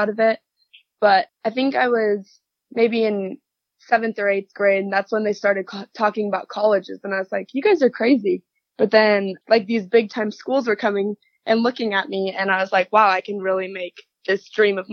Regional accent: Garden Grove, California, United States; I am from Garden Grove, California, which is Southern California

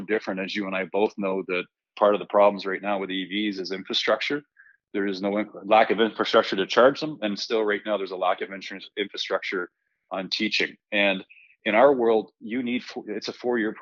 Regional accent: Canada; As a Canadian

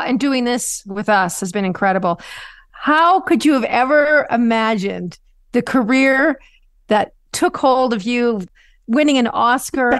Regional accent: Canada; a Canadian child

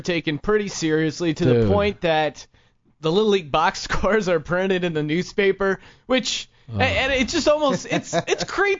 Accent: Utah, United States; born there; also born or lived in New York / Colorado / Pennsylvania; my parents are both originally from there, and I was born in Utah on an Air Force base. Then I lived in upstate New York for a few years.

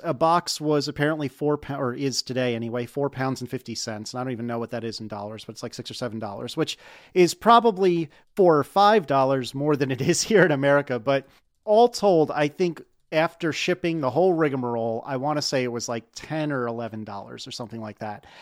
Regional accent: United States

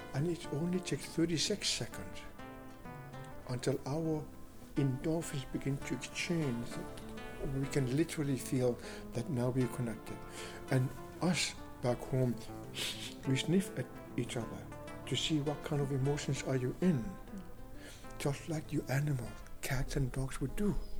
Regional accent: Greenland; I am from the Inuit tribe. Inuit is a people of the Arctic

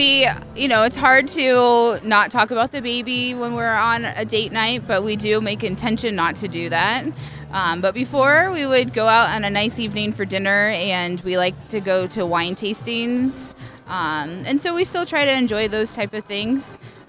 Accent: Pickerington, Ohio, United States; I'm from Pickerington.

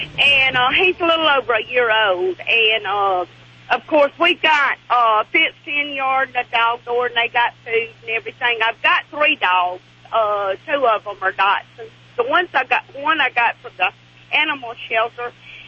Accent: Mississippi, United States; I'm from Mississippi.

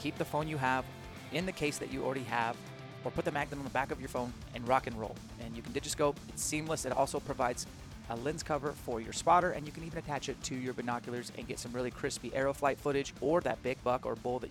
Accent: Spokane, Washington, United States; in Spokane, my hometown

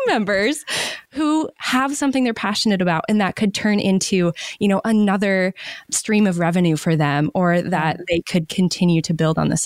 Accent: Maine, United States; moved away; I moved back to my home state of Maine during the pandemic

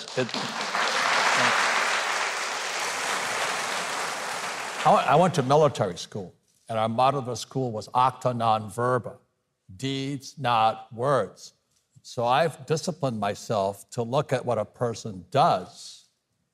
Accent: Hawaii, United States; I'm from Hawaii.

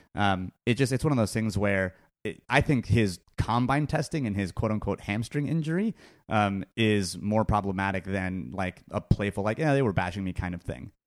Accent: California, United States; I was born and raised in California

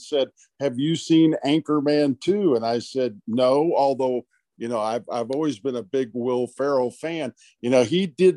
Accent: Batavia, Illinois, United States; moved away; back in Batavia, Illinois, my hometown

